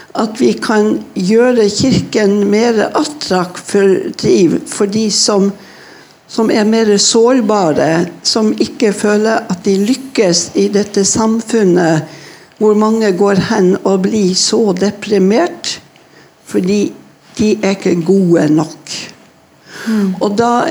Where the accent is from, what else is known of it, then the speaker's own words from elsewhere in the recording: Northern Norway, Norway; Jeg vokste opp i Nord-Norge